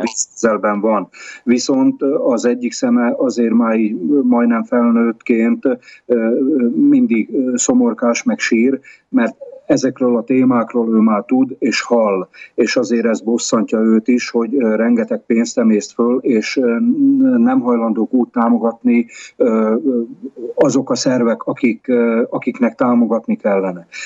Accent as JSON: {"language": "Hungarian", "country": "Hungary", "moved": "yes", "lives_now": "Tomsk, Russia", "said": "magyarként nyugodtan"}